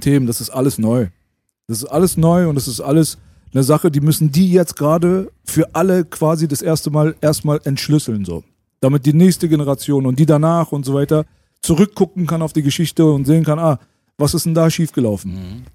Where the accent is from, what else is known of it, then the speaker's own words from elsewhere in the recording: Berlin, Germany; bei uns in Berlin